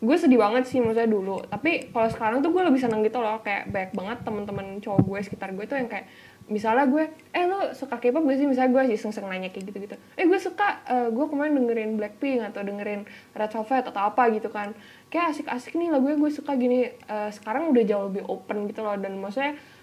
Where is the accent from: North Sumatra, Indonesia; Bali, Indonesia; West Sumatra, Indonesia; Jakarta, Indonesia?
Bali, Indonesia; accent: Balinese; dulu gue gedenya kan di Bali